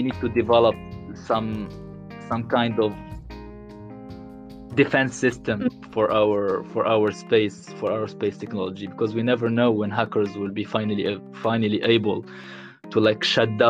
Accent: Tunisia; moved away as an adult; now in Paris, France; I'm Tunisian. I'm from Tunisia

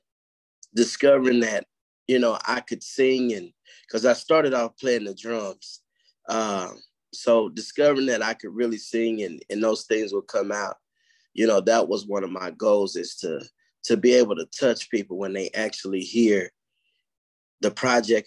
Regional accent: Kansas City, Missouri, United States; here in my hometown in the jazz district

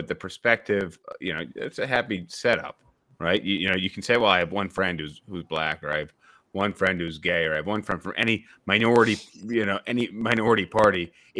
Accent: suburbs outside of Albany, New York, United States; I grew up as a white person in a very white community. James and I both grew up in the suburbs outside of Albany, New York, majority white. But I, you know, through my parents, who their parents were immigrants, I'm Swedish, I'm French Canadian

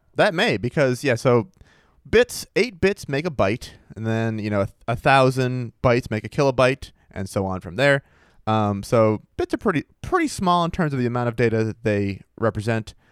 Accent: Maine, United States; my home state of Maine

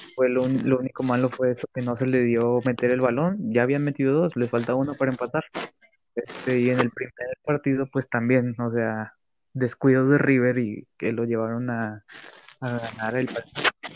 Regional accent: Mexico; yo como mexicano

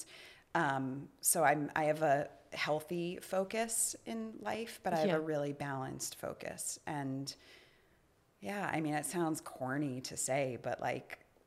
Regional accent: New York, United States; moved away; I'm a New Yorker

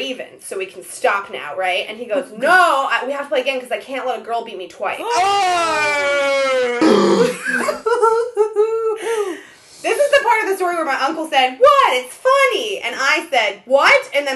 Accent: Ohio, United States; also born or lived in Israel; I was born in Israel, and then I grew up in Ohio.

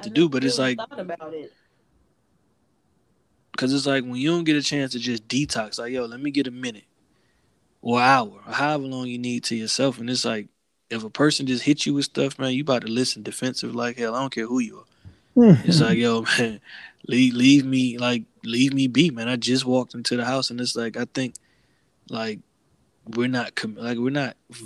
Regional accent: the South, United States; moved away; as a Southerner

